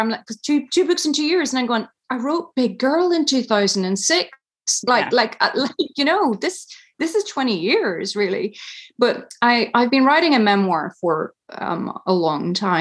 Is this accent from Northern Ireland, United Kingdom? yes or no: yes; Tyrone, Northern Ireland, United Kingdom; moved away as an adult; I grew up in Tyrone in a really conservative Catholic family